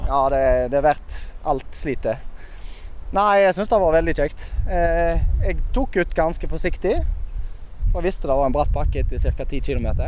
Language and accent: Norwegian; Bømlo, Vestland, Norway; Jeg er fra Bømlo